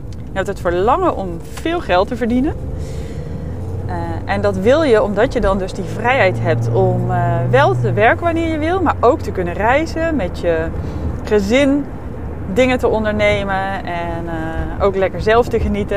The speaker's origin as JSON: {"language": "Dutch", "region": "North Brabant", "country": "Netherlands", "moved": "yes", "said": "ik kwam ook uit Brabant, uit een niet hele grote plaats"}